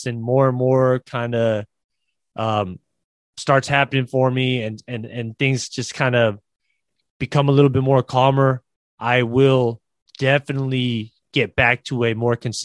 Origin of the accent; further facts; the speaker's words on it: Bay Area, California, United States; I am originally from the Bay Area. I love this place. My family, my friends are here